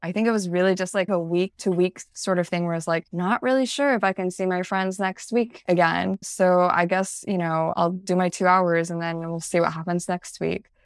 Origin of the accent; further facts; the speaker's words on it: central Illinois, United States; moved away; growing up in central Illinois, which also involved growing up in the Midwest as a Chinese American, as the daughter of immigrants